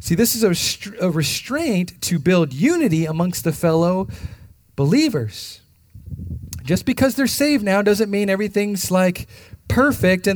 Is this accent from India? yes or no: no; United States; Not through my American lens. Not through what I think and I've grown up